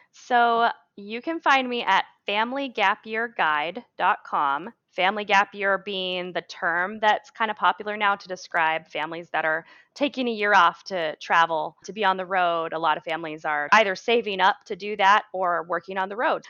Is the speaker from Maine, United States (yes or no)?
yes; Maine, United States; moved away; That's my home state. That's where I grew up